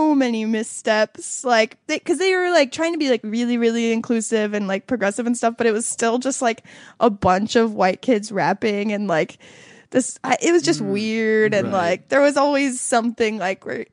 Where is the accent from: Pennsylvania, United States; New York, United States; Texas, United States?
Texas, United States; Houston; I'm from Houston